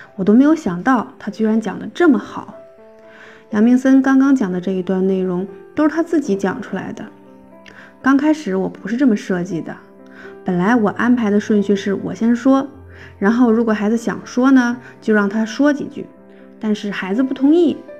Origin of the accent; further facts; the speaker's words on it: Xiong'an, Hebei, China; 我来自河北雄安新区